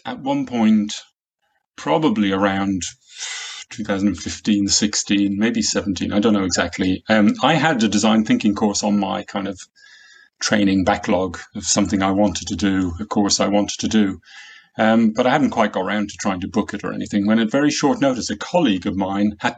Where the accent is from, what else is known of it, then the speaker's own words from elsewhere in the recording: Ireland; moved away as an adult; now in Warwickshire, United Kingdom; I grew up in Ireland near the sea